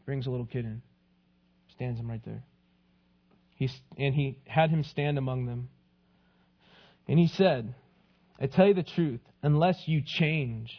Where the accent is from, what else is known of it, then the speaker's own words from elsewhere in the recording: El Paso, Texas, United States; I grew up in El Paso, Texas